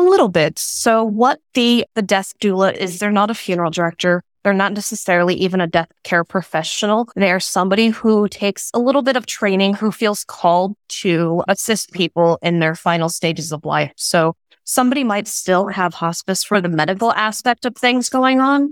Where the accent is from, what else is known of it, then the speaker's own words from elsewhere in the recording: West Coast, United States; I grew up on the West Coast